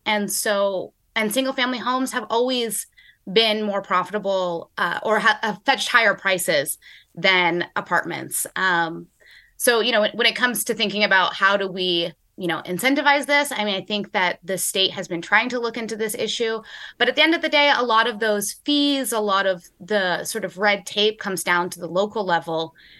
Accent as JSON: {"language": "English", "area": "Nevada County", "region": "California", "country": "United States", "tie": "born or raised there", "moved": "yes", "said": "I grew up in Nevada County, which is in the foothills of the Sierra Nevada Mountains"}